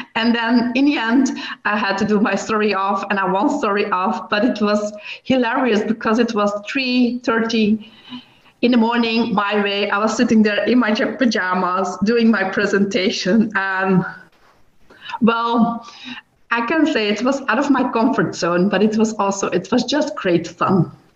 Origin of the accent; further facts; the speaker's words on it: Belgium; I'm from Belgium